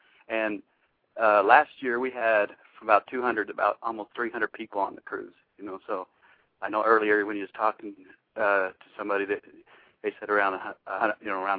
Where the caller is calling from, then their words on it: Macon, Georgia, United States; I'm actually calling from Macon, Georgia. I guess another Georgia person.